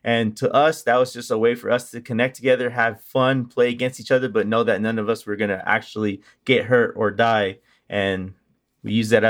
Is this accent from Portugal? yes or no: no; Puerto Rico; I'm originally from Puerto Rico, and she wanted to change life for us, so she went and joined the military.